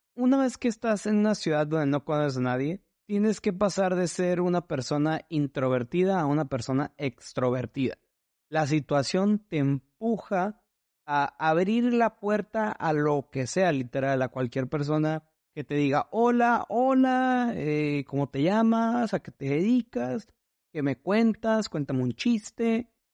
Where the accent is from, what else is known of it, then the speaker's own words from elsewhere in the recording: Tijuana, Baja California, Mexico; moved away as an adult; also born or lived in Guadalajara, Mexico / Mexico City, Mexico; now in Seattle, United States; Yo crecí viviendo en Tijuana